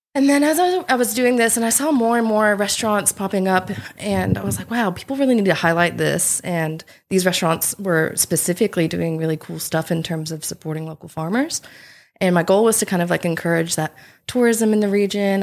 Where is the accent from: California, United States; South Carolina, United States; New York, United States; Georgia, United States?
South Carolina, United States; moved away as an adult; now in Coffs Coast, Australia; I'm originally from South Carolina, and I moved to the Coffs Coast around five or six years ago.